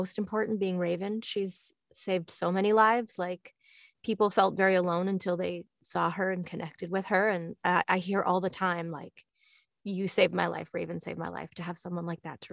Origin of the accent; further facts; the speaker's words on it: Toronto, Ontario, Canada; I grew up in Toronto